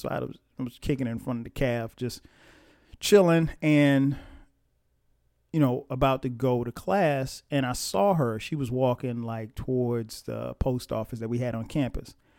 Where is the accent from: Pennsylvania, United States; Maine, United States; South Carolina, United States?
South Carolina, United States; Florence; also born or lived in East Orange, New Jersey; I was born in East Orange, New Jersey. And, um, but I grew up in Florence, South Carolina